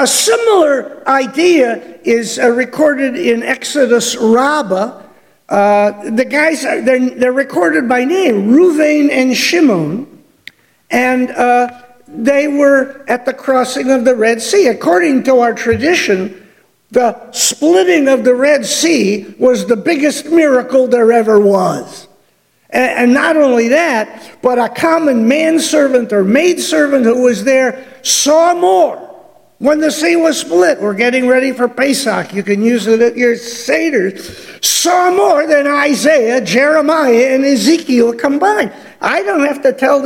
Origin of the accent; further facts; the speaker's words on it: Detroit, Michigan, United States; growing up in Detroit